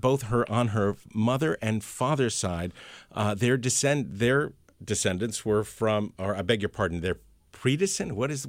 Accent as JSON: {"language": "English", "town": "New York City", "region": "New York", "country": "United States", "tie": "born or raised there", "first_language": "Spanish", "second_language": "English", "said": "It's just that Spanish is my first language. I know. It's kind of odd. But that's what happens when you grow up in New York"}